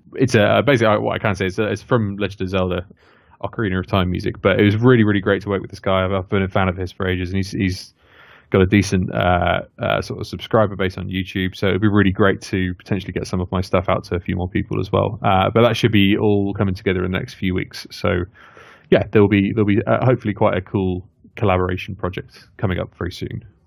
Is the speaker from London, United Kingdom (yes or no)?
no; near Oxford, South East England, United Kingdom; moved away as an adult; now in Leamington Spa, United Kingdom; I grew up sort of near Oxford